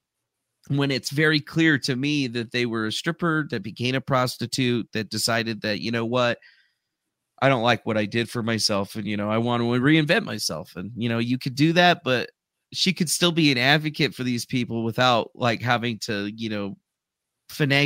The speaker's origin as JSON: {"language": "English", "region": "Arizona", "country": "United States", "moved": "yes", "lives_now": "Carson City, United States", "said": "I'm from Arizona, but I live in Nevada now, up in Carson City, like northern Nevada."}